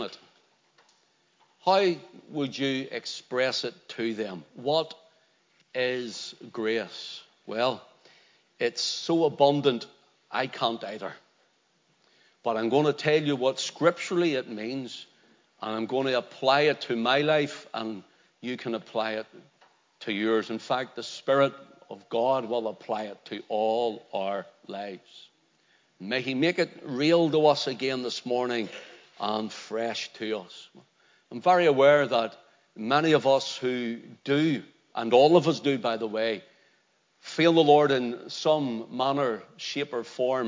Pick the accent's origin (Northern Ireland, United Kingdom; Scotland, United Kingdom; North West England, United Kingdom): Northern Ireland, United Kingdom; Belfast; when I was growing up in Belfast, there used to be a tick man came around